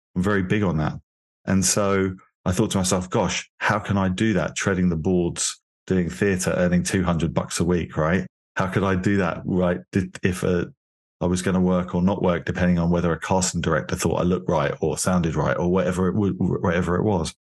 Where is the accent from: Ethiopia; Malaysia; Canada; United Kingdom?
United Kingdom; London; moved away as an adult; now in Miami, United States; I'm originally from London, from England